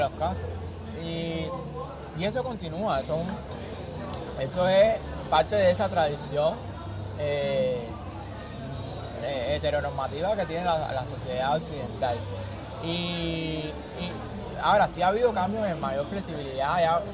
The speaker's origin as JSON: {"language": "Spanish", "country": "Cuba"}